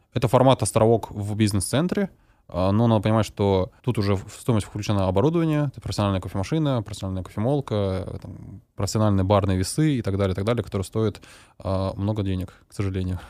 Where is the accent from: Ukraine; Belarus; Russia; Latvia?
Russia; Novosibirsk, Novosibirsk Oblast; нашем в родном городе Новосибирске